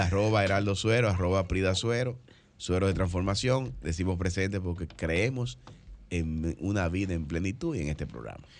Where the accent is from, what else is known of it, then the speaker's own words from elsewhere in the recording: Dominican Republic; como dominicanos